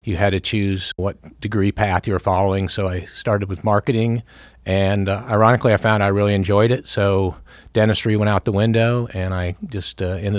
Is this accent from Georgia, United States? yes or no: no; Millbrook, Alabama, United States; He ended up, his last station was in Montgomery, Alabama, so we lived in a little town just outside of Montgomery called Millbrook